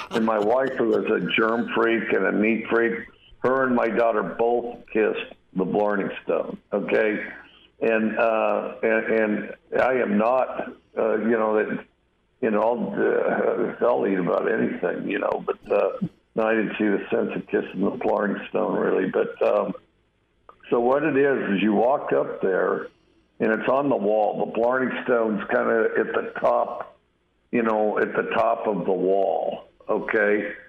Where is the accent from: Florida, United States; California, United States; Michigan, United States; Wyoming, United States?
Wyoming, United States